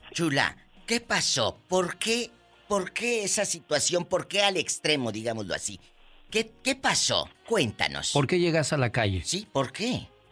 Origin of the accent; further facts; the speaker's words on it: Matamoros, Tamaulipas, Mexico; Matamoros, Tamaulipa, mi tierra